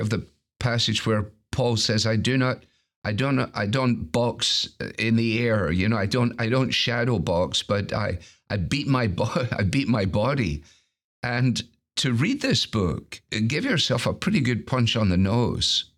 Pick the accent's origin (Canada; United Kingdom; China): United Kingdom; Scotland; as a Scot